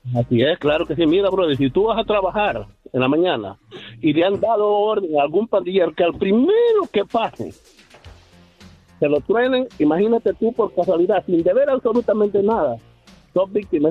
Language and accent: Spanish; eastern El Salvador, El Salvador; Yo soy de El Salvador, soy del oriente del país